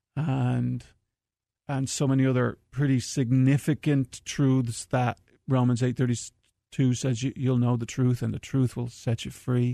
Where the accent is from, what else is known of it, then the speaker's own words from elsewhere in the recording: Dublin, Leinster, Ireland; moved away; I'm from Dublin, Ireland, from the foothills of the Dublin Mountains